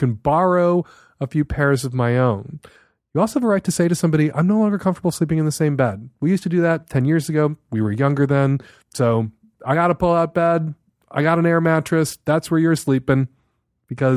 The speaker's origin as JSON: {"language": "English", "town": "Chicago", "region": "Illinois", "country": "United States", "tie": "born or raised there", "said": "I grew up in Chicago"}